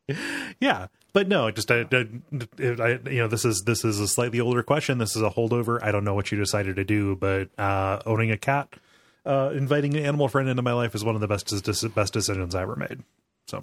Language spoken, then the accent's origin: English; Mansfield, Ohio, United States; here in, uh, Mansfield, North Central Ohio